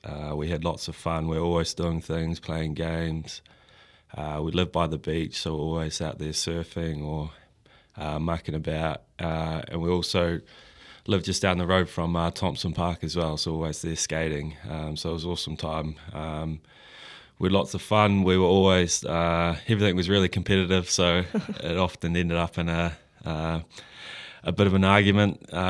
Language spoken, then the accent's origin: English; Christchurch, Canterbury, New Zealand; Yeah, well, I was from Christchurch, obviously, so those were the teams that I supported.